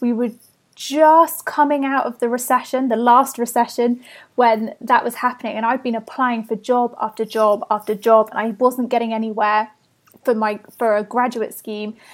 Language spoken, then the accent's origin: English; Bath, South West England, United Kingdom; I grew up in Bath in the west of England.